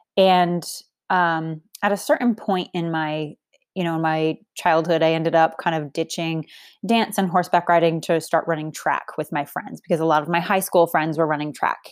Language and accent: English; Boston, Massachusetts, United States; I grew up in Boston. Massachusetts